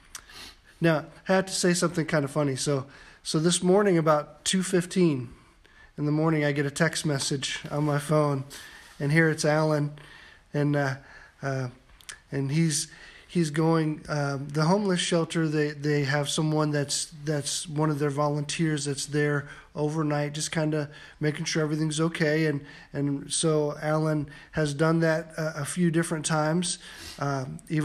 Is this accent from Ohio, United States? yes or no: yes; Van Wert, Ohio, United States; when I was growing up in Van Wert, we used to call Van Wert small podunk Van Wert, and a small farming community